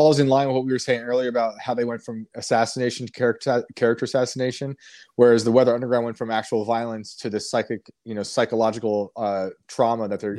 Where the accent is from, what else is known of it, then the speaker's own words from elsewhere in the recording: Hudson Valley, New York, United States; I grew up in the Hudson Valley, New York